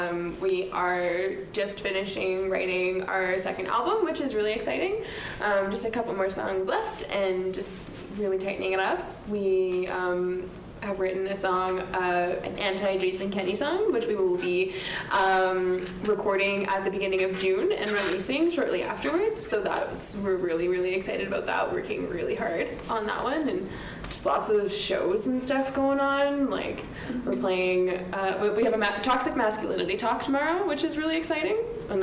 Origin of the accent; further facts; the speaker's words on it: Provost, Alberta, Canada; moved away as an adult; now in Calgary, Canada; Rob and I grew up in a very small town, about 4.5 hours east of here on the Saskatchewan border, called Provost.